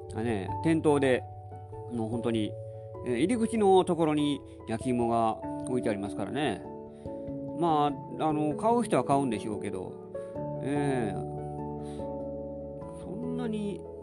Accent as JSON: {"language": "Japanese", "area": "along the Kintetsu railway line", "region": "Kansai", "country": "Japan", "tie": "born or raised there", "said": "私はもう近鉄沿線で育ってきたので"}